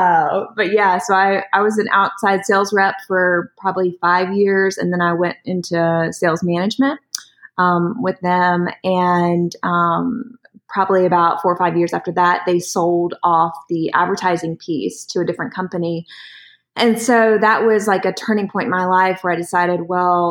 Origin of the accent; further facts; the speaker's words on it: Durham, North Carolina, United States; also born or lived in Charlotte / Winston-Salem; my adoptive parents brought me home to Durham, and I grew up there all my life